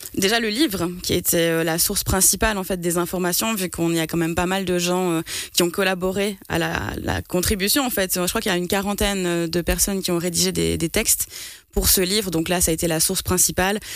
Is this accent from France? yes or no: no; Martigny, Valais, Switzerland; je suis de Martigny à la base